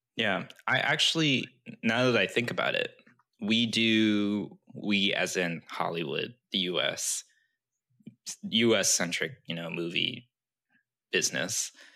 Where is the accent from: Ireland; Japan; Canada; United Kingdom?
Japan; moved away; technically I'm t- Chinese, but I grew up in Japan